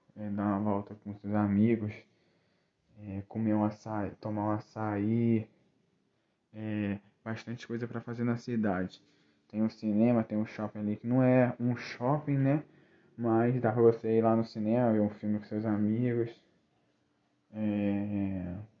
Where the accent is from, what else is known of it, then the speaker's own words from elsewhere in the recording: Rio das Ostras, Rio de Janeiro, Brazil; also born or lived in Nova Friburgo; depois vim para Rio das Ostras novamente Estou aqui até hoje